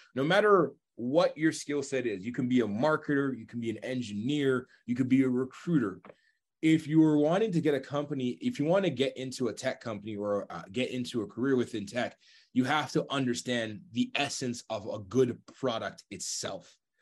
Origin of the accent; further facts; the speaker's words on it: Toronto, Ontario, Canada; I love being from Toronto